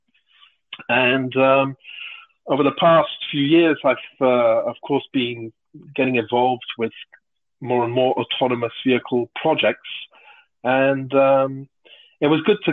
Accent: United Kingdom; moved away as an adult; now in Toulouse, France; I'm British, but I've been living in France for about 30 years now.

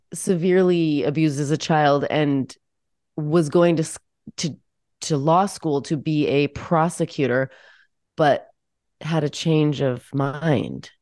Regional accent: Washington, United States; moved away; I grew up in Washington State

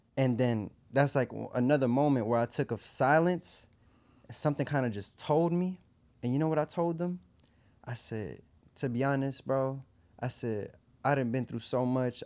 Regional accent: Puerto Rico; also born or lived in New York, United States; at the age of two, I moved to Puerto Rico

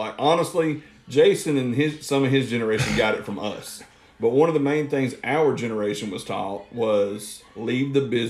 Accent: Chickamauga, Georgia, United States; I'm a kid from Chickamauga, Georgia.

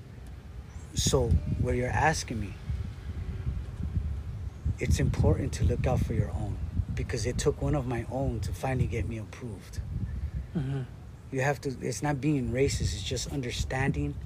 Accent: La Puente, California, United States; my city where I grew up in La Puente

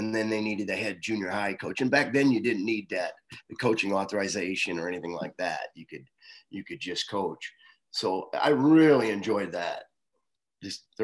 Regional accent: Guttenberg, Iowa, United States; I grew up in Guttenberg, Iowa. That's right on the Mississippi River.

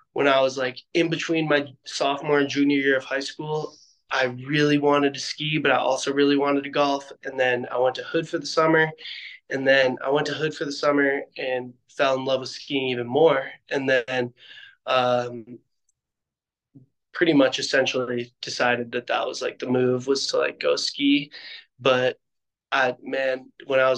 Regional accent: outside of Chicago, Illinois, United States; now in Park City, United States; I grew up outside of Chicago.

